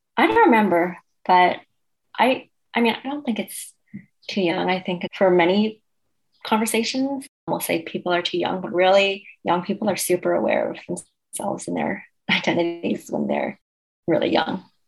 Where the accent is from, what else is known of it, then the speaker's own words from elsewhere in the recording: Cambridge, Massachusetts, United States; also born or lived in China; I grew up in Cambridge